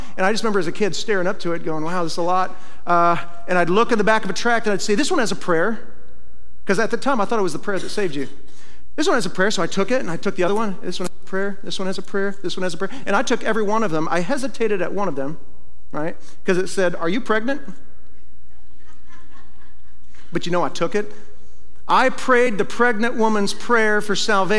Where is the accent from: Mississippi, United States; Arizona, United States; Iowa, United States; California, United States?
Iowa, United States; moved away; when I was a kid, I grew up in Iowa